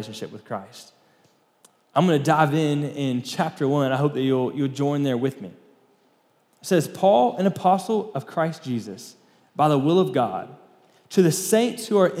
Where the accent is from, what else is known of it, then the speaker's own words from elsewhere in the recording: Florida, United States; moved away as an adult; now in Lubbock, United States; we grew up in Florida